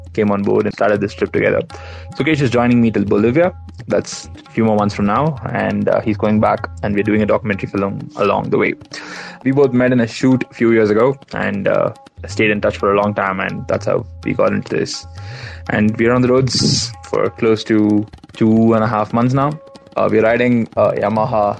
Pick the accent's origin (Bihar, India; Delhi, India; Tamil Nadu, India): Tamil Nadu, India; Chennai; from Chennai